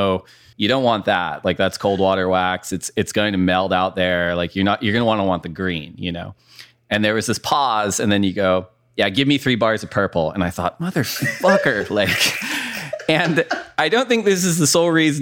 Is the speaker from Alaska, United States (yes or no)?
no; Orange County, California, United States; growing up mostly in Orange County